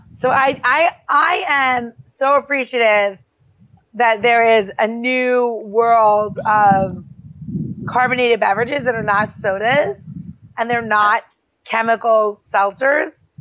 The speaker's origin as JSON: {"language": "English", "town": "Elmont", "region": "New York", "country": "United States", "tie": "born or raised there", "said": "I grew up in uh, Elmont"}